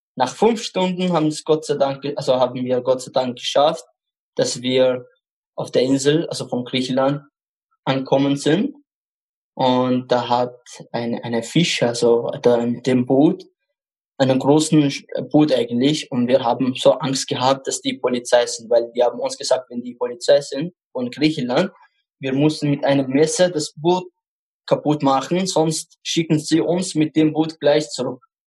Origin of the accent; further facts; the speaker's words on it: Baghdad, Baghdad Governorate, Iraq; German is a second language; now in Eichgraben, Austria; Ich komme aus dem Irak. Bagdad, also die Hauptstadt.